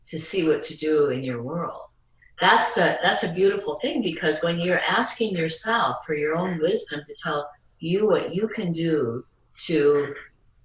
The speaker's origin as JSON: {"language": "English", "region": "Midwest", "country": "United States", "moved": "as an adult", "lives_now": "Hawaii, United States", "said": "I was from the Midwest"}